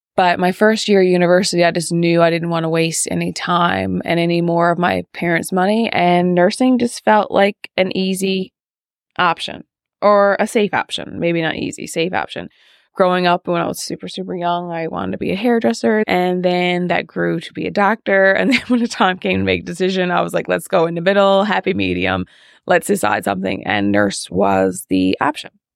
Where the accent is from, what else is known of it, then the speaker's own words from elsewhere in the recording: Fogo, Newfoundland and Labrador, Canada; I am from Fogo Island, and I grew up in Fogo